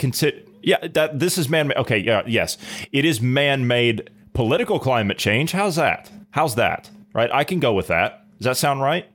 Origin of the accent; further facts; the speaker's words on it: United States; I'm an American.